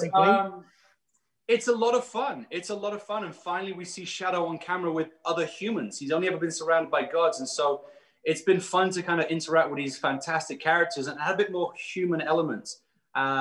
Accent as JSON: {"language": "English", "country": "United Kingdom", "said": "being a British American"}